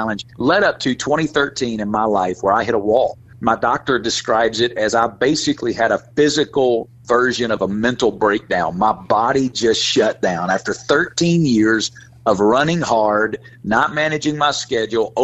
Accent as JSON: {"language": "English", "region": "Alabama", "country": "United States", "moved": "yes", "lives_now": "Las Vegas, United States", "said": "I'm from Alabama originally, and where I'm from, people don't go to Las Vegas"}